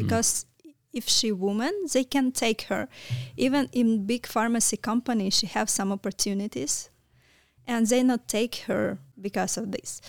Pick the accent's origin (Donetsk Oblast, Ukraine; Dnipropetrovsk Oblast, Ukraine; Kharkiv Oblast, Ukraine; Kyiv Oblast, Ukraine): Kyiv Oblast, Ukraine; Kalyta; English is a second language; moved away as an adult; now in Romania; I was born near the Kiev. It's small town. Uh, name of this town, it's Kalita